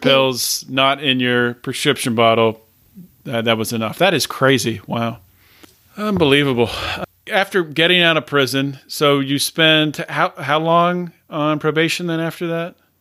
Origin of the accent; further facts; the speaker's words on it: Pennsylvania, United States; Pennsylvania is probably, that's, that's my home state